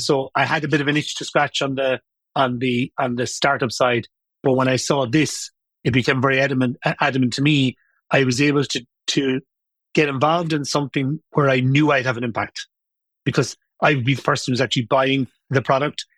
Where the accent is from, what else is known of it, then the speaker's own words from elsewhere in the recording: Limerick, Munster, Ireland; moved away as an adult; also born or lived in London; I lived at home. I was from Limerick, 1986.